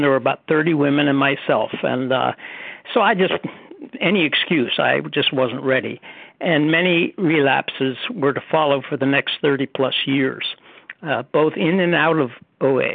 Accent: Pittsburgh, Pennsylvania, United States; now in Cary, United States; I was born in Pittsburgh, so I have a relationship to Pennsylvania

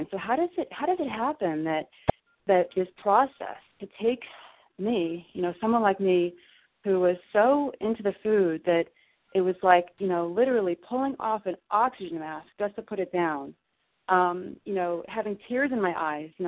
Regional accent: Southern Illinois, United States; I grew up in Southern Illinois

